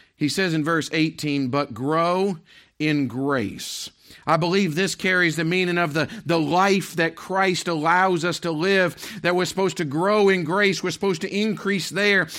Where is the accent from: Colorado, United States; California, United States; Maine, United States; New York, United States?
Maine, United States; moved away; growing up in Maine